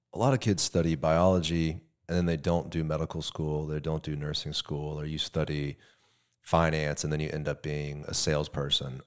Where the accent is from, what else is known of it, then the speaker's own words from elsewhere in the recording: Tampa, Florida, United States; you or I that grew up here